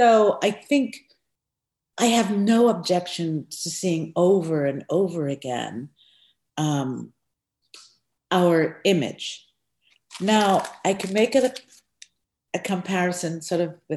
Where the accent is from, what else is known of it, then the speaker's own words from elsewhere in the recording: Guyana; I was born in Guyana, South America.